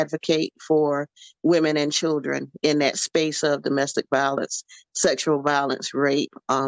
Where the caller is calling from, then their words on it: Savannah, Georgia, United States; Savannah, Georgia.